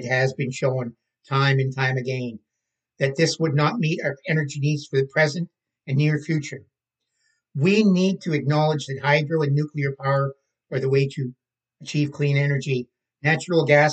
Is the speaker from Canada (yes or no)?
yes; Canada